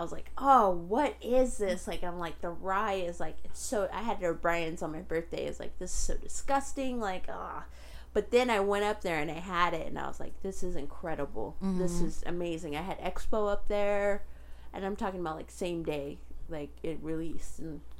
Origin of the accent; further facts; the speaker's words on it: Pennsylvania, United States; born there; also born or lived in San Diego, United States; I was born in the Philadelphia area.